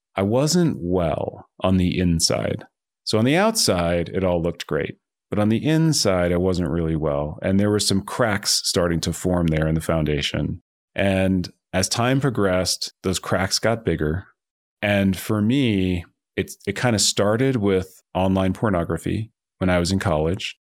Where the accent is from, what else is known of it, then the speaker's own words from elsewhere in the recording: New Jersey, United States; moved away as an adult; also born or lived in Boulder, Colorado / Palo Alto, California; I grew up in New Jersey, and I had kind of a normal suburban childhood